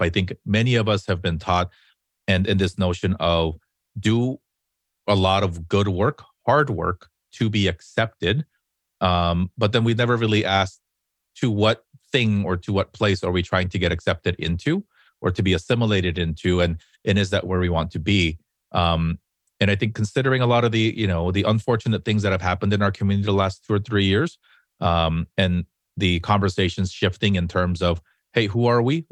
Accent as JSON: {"language": "English", "town": "Los Angeles", "region": "California", "country": "United States"}